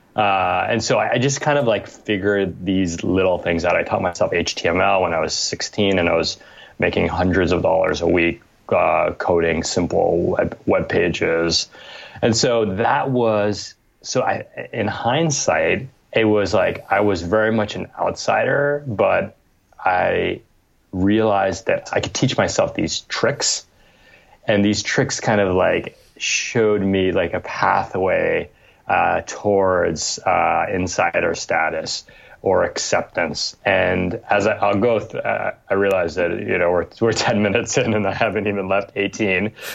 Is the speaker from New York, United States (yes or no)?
yes; New York, United States; I was born in New York in 1979, and my parents had immigrated from Cambodia via France